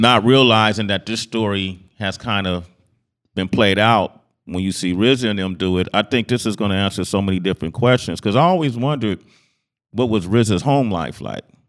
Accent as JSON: {"language": "English", "town": "Oakland", "region": "California", "country": "United States", "tie": "born or raised there", "said": "growing up in Oakland"}